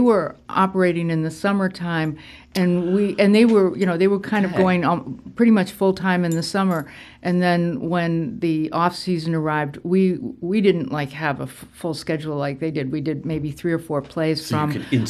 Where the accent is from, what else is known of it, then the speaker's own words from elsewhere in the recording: Rochester, New York, United States; now in Gloucester, United States; I was born and I grew up in Rochester, New York.